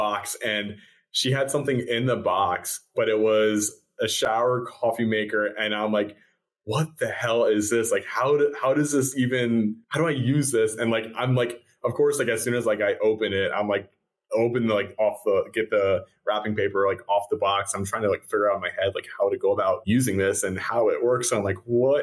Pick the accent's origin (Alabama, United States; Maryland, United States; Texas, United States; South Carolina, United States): Maryland, United States; Ocean City; also born or lived in Pennsylvania; when I was 10 years old, we moved from Pennsylvania to Maryland. So I feel like I did most of my growing up in Maryland